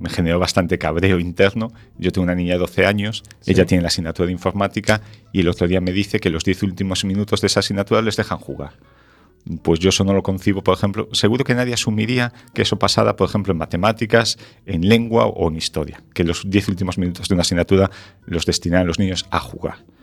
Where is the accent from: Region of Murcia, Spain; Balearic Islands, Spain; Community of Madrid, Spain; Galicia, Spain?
Galicia, Spain; Ferrol; also born or lived in A Coruña / Santiago de Compostela